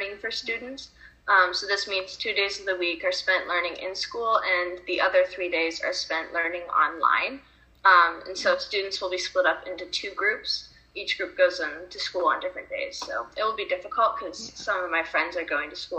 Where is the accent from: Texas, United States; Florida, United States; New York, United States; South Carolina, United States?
New York, United States; Rochester; I'm from Rochester, New York, and I'm going to be a junior